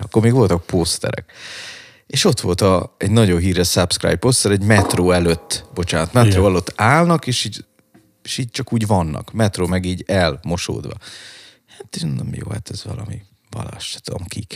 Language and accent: Hungarian; Balatonfüred, Veszprém County, Hungary; moved away; also born or lived in Budapest; Füredről jöttem, ugye én Balatonfüredről, mhm. és hirtelen belecseppentem ebbe a pesti underground szénába